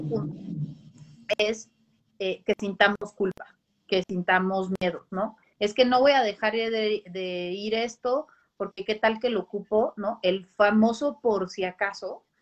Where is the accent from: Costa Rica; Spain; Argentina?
Costa Rica; moved away; yo soy de Costa Rica, también viví ese, ese cambio de país